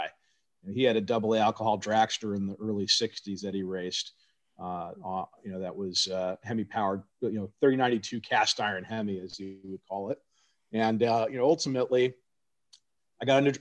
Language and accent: English; Arcadia, California, United States; Pomona was just about 20 minutes away from where I grew up in Arcadia